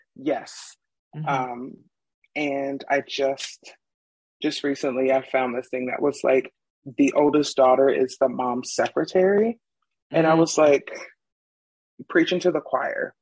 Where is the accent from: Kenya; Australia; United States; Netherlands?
United States; Ohio; also born or lived in Arizona; now in Utah, United States; I'm originally from Ohio